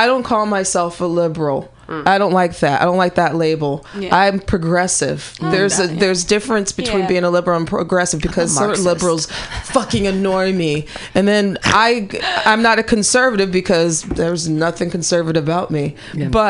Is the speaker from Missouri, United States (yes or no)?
yes; Missouri, United States; moved away; I'm originally from Missouri